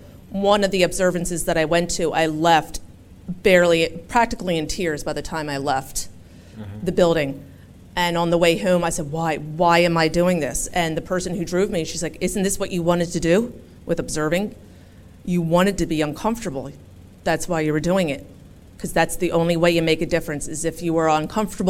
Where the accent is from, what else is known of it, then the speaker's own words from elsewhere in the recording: Philadelphia, Pennsylvania, United States; where are you from? And I said, Philadelphia. And they said, where are your parents from? Philadelphia.